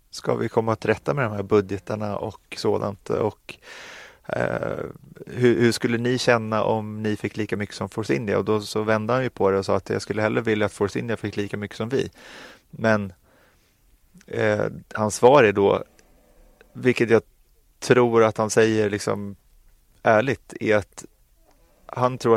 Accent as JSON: {"language": "Swedish", "country": "Sweden", "said": "jag vet att vi är från Sverige, det är en liten marknad"}